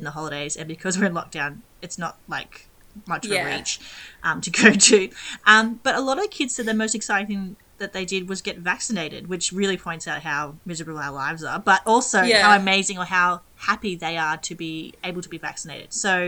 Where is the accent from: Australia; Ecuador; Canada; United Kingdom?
Australia; growing up in Australia, you get educated on, I guess, deadly animals, the ocean, the sun